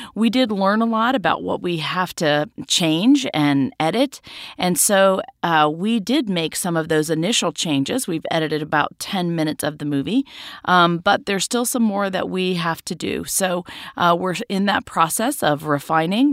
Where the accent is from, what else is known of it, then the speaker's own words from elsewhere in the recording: Mississippi, United States; moved away; go to Mississippi to be with my extended family